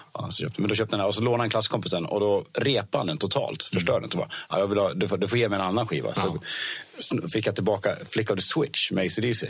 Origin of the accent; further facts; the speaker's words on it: Dalarna County, Sweden; jag bodde i en liten by i Dalarna, eller ja. där jag bor, fortfarande bor faktiskt nu.